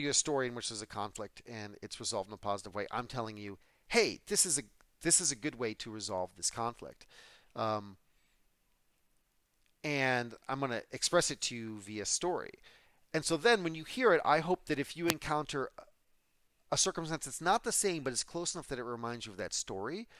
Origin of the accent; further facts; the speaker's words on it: United States; I'm also an American